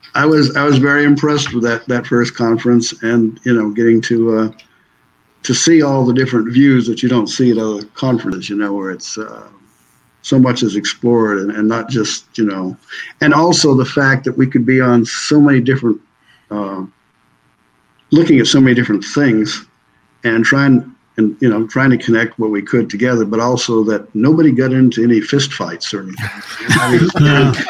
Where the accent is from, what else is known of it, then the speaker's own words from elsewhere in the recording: Maine, United States; moved away as an adult; now in Tennessee, United States; I'm originally from from Maine. I'm a I'm a true maniac.